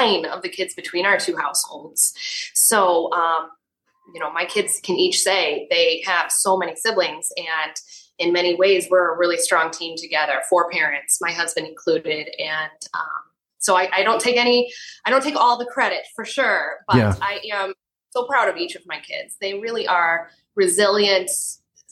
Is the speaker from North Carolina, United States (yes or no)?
no; Yorkville, Illinois, United States; I grew up in nearby Yorkville, Illinois.